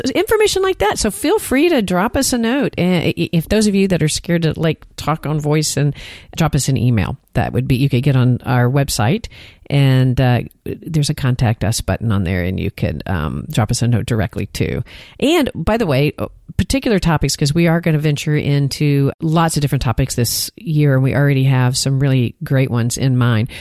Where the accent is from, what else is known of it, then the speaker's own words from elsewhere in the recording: Texas, United States; accent: Texan; I sound like a Texan